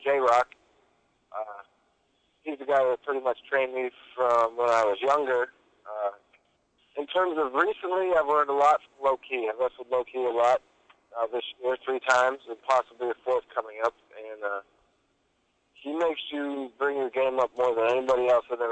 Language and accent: English; Erie, Pennsylvania, United States; I'm from Erie